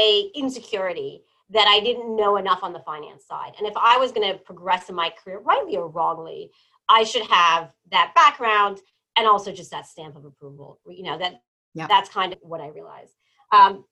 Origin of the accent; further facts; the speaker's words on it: New Jersey, United States; also born or lived in Iran / Malta; I was born in Iran, but I grew up in New Jersey